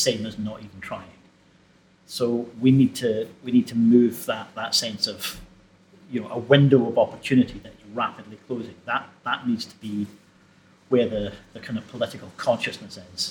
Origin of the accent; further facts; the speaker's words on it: Dumbarton, Scotland, United Kingdom; I was growing up in Dumbarton